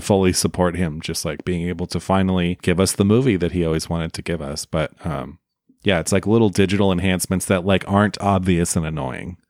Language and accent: English; Oakland, California, United States; there's a theater where I grew up in the Bay Area called the Grand Lake Theater in Oakland, California